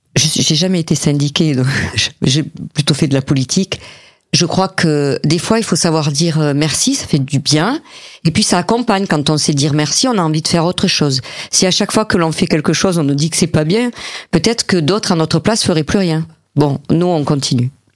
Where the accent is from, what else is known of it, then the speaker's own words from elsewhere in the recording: Montpellier, Occitania, France; je suis montpelliéraine